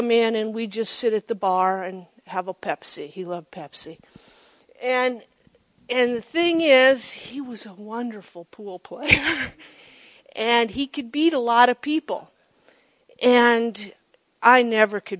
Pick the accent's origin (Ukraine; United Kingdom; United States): United States; Monroe; my hometown of Monroe